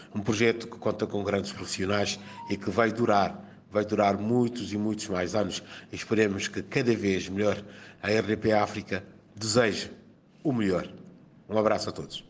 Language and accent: Portuguese; São Tomé & Príncipe; moved away as an adult; now in Portugal; Essa foi a razão fundamental pela qual saí do país